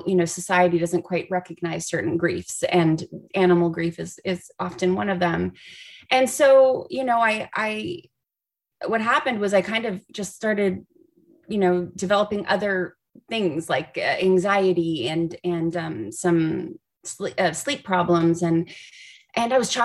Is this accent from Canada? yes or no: yes; Canada; moved away as an adult; now in Los Angeles, United States; I'm originally from Canada, and he moved to Los Angeles with me.